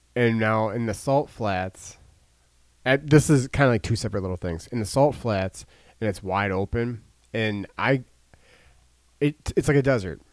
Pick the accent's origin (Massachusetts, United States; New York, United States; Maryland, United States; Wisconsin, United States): Wisconsin, United States; Milwaukee; closest to my hometown